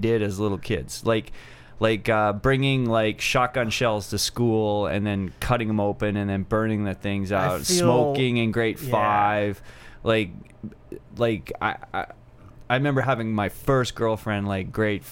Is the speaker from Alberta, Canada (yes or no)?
yes; Edmonton, Alberta, Canada; moved away; also born or lived in Athabasca, Alberta; I grew up in Edmonton, Alberta on the north side